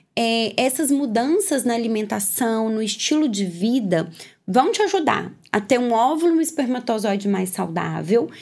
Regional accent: Minas Gerais, Brazil; moved away; Eu sou mineira, não sou daqui, vim morar aqui

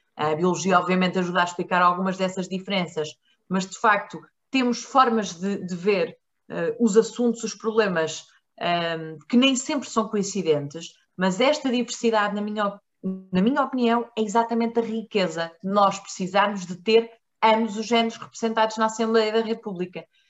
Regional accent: Marinha Grande, Leiria District, Portugal; eu nasci na Marinha Grande

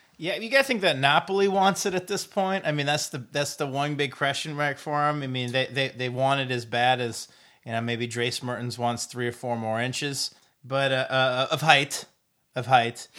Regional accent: Decorah, Iowa, United States; moved away; my hometown of Dagor, Iowa

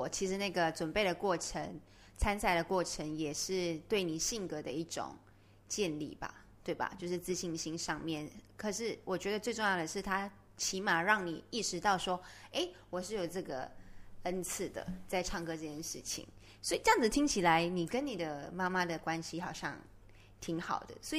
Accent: Malaysia; 然后，我们又是同样的在马来西亚出生、生长，我就会觉得有一种那个叫什么母国的情节在

